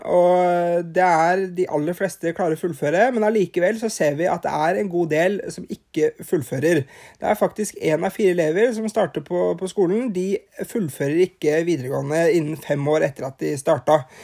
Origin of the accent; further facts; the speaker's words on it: Norway; her hjemme i Norge